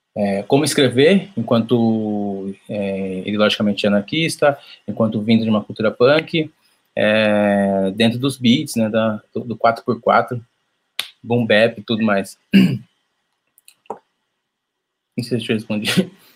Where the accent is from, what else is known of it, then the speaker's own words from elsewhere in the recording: São Paulo, Brazil; sou de São Paulo, zona norte de São Paulo, Brasilândia